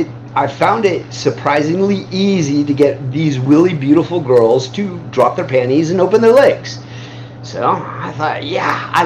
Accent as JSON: {"language": "English", "region": "Midwest", "country": "United States", "tie": "born or raised there", "said": "The smell of cow farms, yeah. I grew up in the Midwest, where there was a lot of cow farming."}